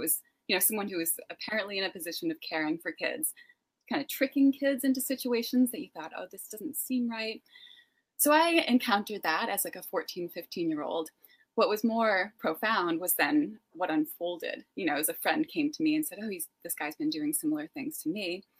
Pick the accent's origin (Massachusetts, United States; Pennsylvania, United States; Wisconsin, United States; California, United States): Massachusetts, United States; North of Boston.